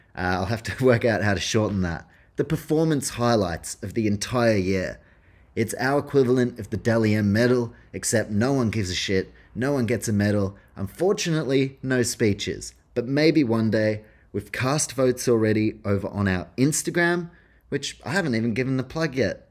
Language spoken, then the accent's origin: English; New Zealand; As a Kiwi